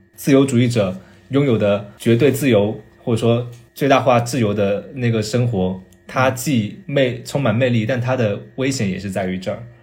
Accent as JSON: {"language": "Chinese", "town": "Chaozhou", "region": "Guangdong", "country": "China", "tie": "born or raised there", "moved": "as an adult", "lives_now": "Beijing, China", "said": "那个是我第一次了解潮汕文化。 对， 在那之前，就如你跟我刚才所说，我在那个城市里面长大，我没有接受过这一套文化礼俗"}